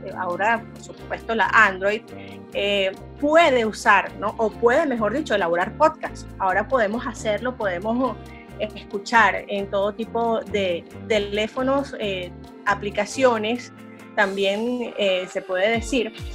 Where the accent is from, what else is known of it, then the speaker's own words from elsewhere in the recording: San Felipe, Yaracuy, Venezuela; now in Barquisimeto, Venezuela; yo crecí, yo crecí en San Felipe, en el estado Yaracuy.